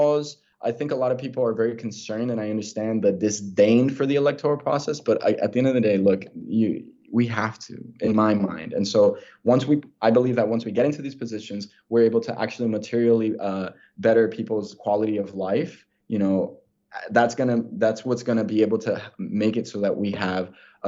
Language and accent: English; Miami, Florida, United States; I was born and raised in Miami, Florida